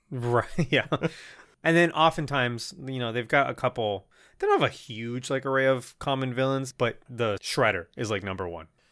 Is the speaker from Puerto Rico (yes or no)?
yes; Puerto Rico; first language Spanish; English is a second language; moved away; the year is probably like nineteen ninety-two. I live in Puerto Rico. I don't speak English